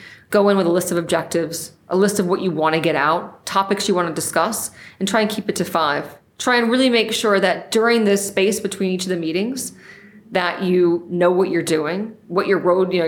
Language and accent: English; United States; I'm from New York